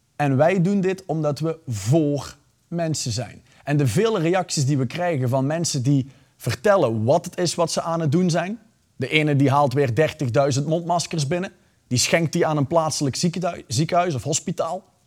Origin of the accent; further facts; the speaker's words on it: Belgium; ik ben Belg.